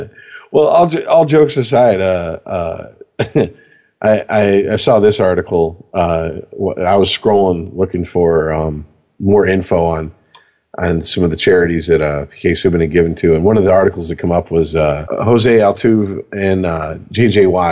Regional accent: Canada; No. I am French. I am French Canadian. We are different.

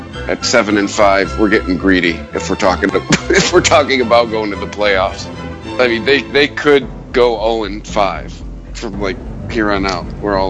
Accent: Detroit, Michigan, United States; I'm from Detroit.

